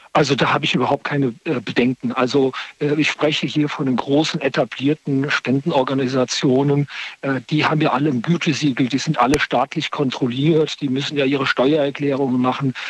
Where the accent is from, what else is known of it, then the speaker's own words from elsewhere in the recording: Wiesbaden / Limburg area, Hesse, Germany; now in Bonn, Germany; komme aber eher aus dem Raum in Wiesbaden, äh, Limburg. Das ist irgendwie so meine Heimat